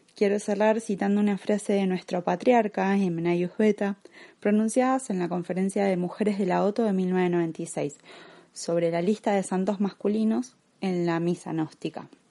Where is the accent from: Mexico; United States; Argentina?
Argentina; como argentina